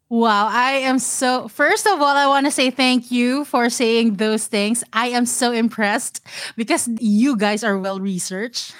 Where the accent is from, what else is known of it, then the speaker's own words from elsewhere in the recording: Mandaluyong, Metro Manila, Philippines; moved away as an adult; now in Singapore; I am born and raised in Manila, pure blood Manilenya.